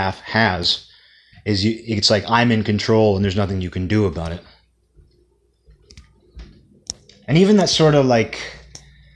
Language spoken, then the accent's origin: English; United States; kid growing up in America